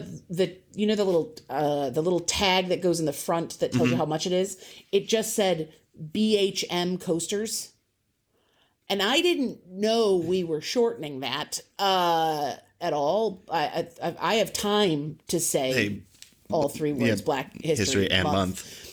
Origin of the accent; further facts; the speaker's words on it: United States; We're American